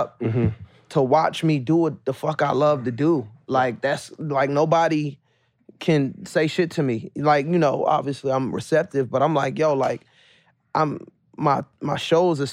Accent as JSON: {"language": "English", "town": "Suitland", "region": "Maryland", "country": "United States", "tie": "born or raised there", "also_born_or_lived": "Raleigh, North Carolina", "said": "was raised majority in Suitland"}